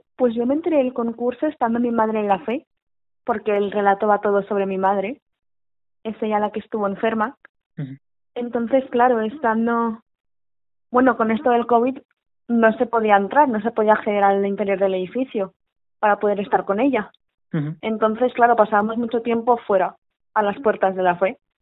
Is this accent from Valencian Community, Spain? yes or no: yes; Valencian Community, Spain; sé que vengo de padre vasco, madre valenciana, que yo soy valenciana de pura entrega